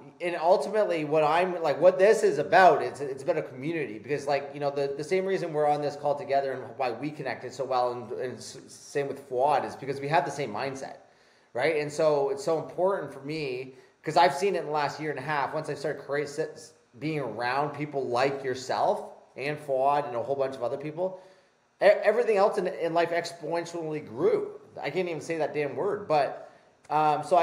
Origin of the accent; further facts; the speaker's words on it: Canada; I'm Canadian